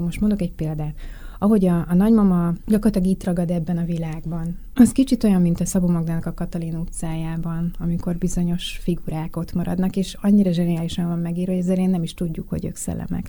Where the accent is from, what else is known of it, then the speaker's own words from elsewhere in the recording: Budapest, Hungary; én a tizenkettedik kerületben nőttem föl